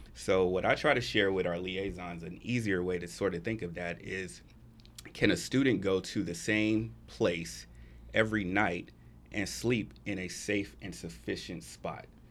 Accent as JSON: {"language": "English", "town": "Atlanta", "region": "Georgia", "country": "United States", "moved": "as an adult", "lives_now": "Texas, United States", "said": "I'm actually from Atlanta. I've been in Texas for about four years now"}